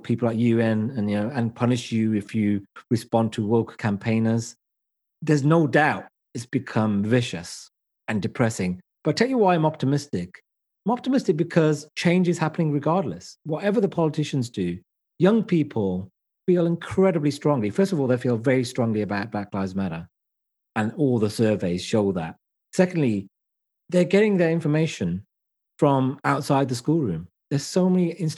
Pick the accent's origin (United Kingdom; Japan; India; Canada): United Kingdom; I am British as I am Asian.